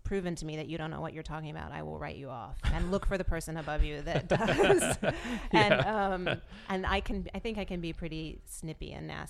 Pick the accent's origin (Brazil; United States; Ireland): United States; the South; What I think it is I grew up in the South, and I think there's a Southern Belle thing that is at war with this feminist thing.